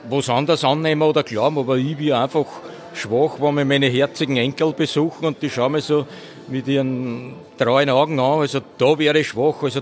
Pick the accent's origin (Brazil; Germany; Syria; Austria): Austria; Allentsteig, Lower Austria; born there; Geboren bin ich in unserer schönen Garnisonsstadt in Allensteig und Wohnhof bin ich zwei Kilometer aus Allensteig entfernt. Das ist so ein kleines Bauerndorf, so ein idyllisches.